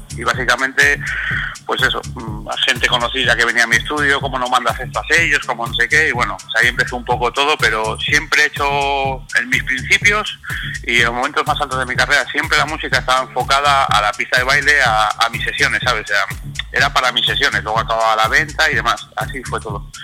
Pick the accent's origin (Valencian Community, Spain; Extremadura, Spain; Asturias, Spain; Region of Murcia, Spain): Asturias, Spain; Soy de Asturias, de un pueblo del norte